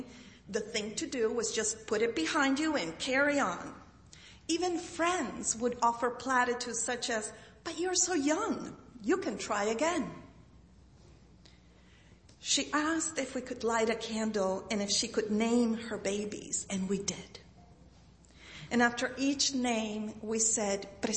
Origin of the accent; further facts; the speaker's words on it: Chile; moved away; also born or lived in Boston; Growing up in Chile, I inherited the gift of altar building from my grandmother, Rosario.